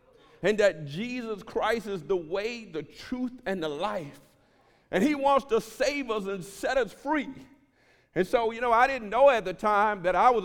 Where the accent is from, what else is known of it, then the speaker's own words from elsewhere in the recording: Houston, Texas, United States; I was born in Fifth Ward in Houston, Texas, and they made gangbanging movies about that community